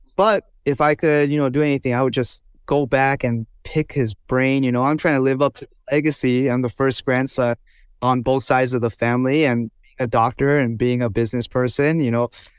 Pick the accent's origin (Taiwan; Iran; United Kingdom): Taiwan; Toufen, Miaoli County; English is a second language; And we grew up in Taiwan over there. We had a little city called Toufen